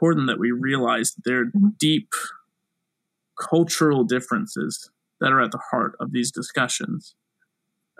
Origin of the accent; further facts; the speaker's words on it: South Carolina, United States; I'm from South Carolina